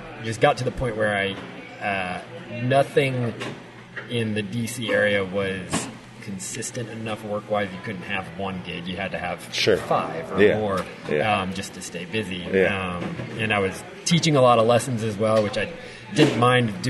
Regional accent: Northern Virginia, United States; moved away as an adult; also born or lived in Washington, D.C.; now in Nashville, United States; near my hometown in DC

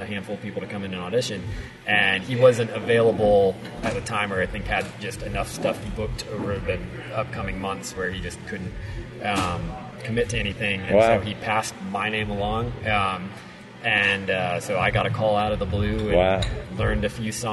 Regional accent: Northern Virginia, United States; moved away as an adult; also born or lived in Washington, D.C.; now in Nashville, United States; near my hometown in DC

